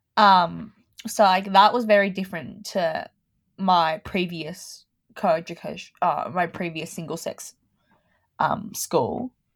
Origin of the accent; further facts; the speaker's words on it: Melbourne, Victoria, Australia; I was born in Australia, in Melbourne